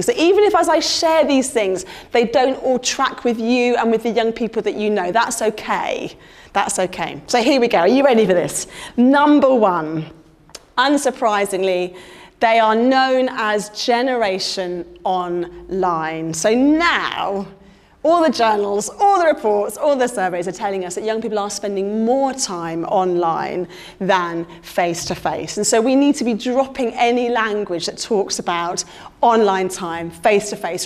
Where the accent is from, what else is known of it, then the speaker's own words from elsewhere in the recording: London, United Kingdom; moved away as an adult; now in Blackburn, United Kingdom; I'm a Londoner through and through, a Southerner married to a northerner